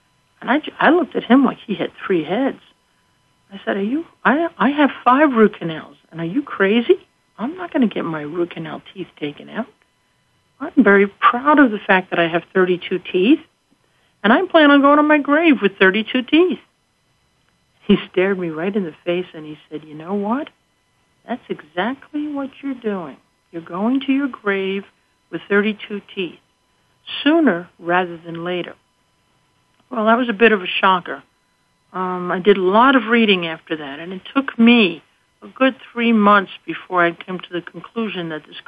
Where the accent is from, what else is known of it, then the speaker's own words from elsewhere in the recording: Scranton, Pennsylvania, United States; from Scranton, Pennsylvania.